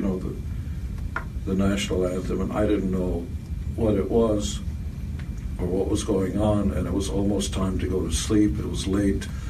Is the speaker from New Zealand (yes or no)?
no; Israel; born or raised there; English is a second language; now in United States